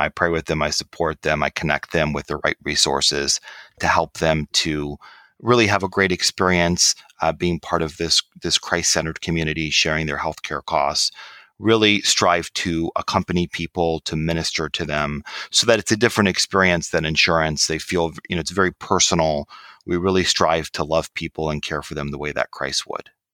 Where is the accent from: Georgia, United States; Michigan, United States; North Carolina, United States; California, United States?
Michigan, United States; I grew up in Michigan